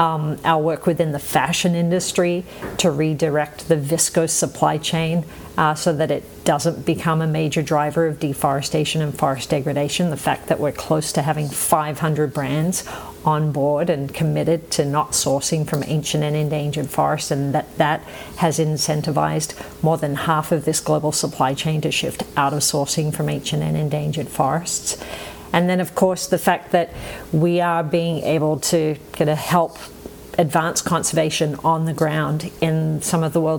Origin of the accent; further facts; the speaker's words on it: Australia; moved away; been out of Australia for long enough to pick up a funny accent, as you can all tell. I still identify as an Aussie, right? Like, I still have an Aussie sense of humour.